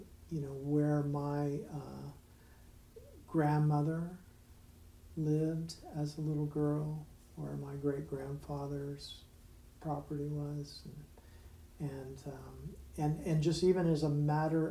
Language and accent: English; Yuba City, California, United States; now in Nashville, United States; growing up in Northern California and Yuba City